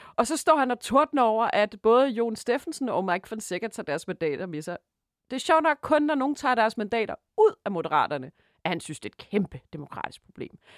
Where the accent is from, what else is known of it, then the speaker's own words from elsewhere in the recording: Denmark; vi som danskere